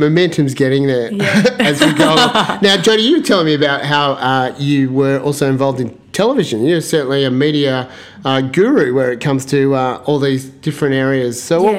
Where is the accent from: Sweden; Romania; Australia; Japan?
Australia; Western Australia; as an Australian